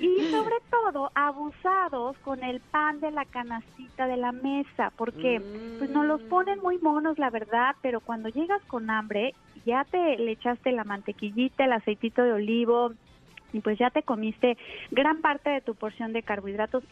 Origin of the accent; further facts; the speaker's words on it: Mexico; Aquí en México, que estamos desde luego más influenciados pues por la alimentación rápida y, y de Estados Unidos, tenemos acostumbrados a nuestro paladar